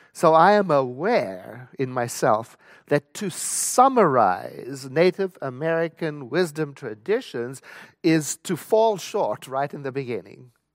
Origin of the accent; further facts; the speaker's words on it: South Africa; I was born and raised in South Africa